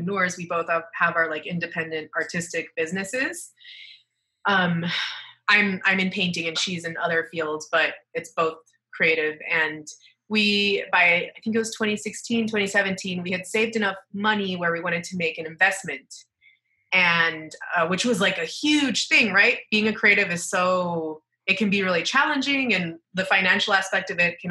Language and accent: English; Cancún, Quintana Roo, Mexico; now in Mexico City, Mexico; I was raised in Cancun, which is probably one of the most famous parts of Mexico